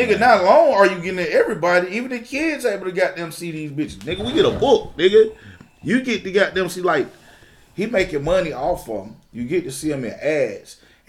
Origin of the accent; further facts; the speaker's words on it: Atlanta, Georgia, United States; I'm from Atlanta.